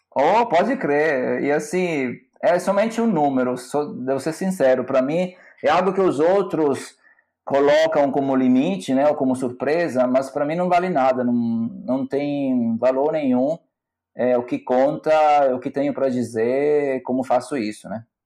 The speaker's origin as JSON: {"language": "Portuguese", "town": "Salerno", "region": "Campania", "country": "Italy", "tie": "born or raised there", "also_born_or_lived": "Bergamo, Italy / Salvador, Brazil", "second_language": "Portuguese", "moved": "as an adult", "lives_now": "Florianópolis, Brazil", "said": "eu nasci em Salerno, que é uma cidade no sul da Itália, perto de Nápoles"}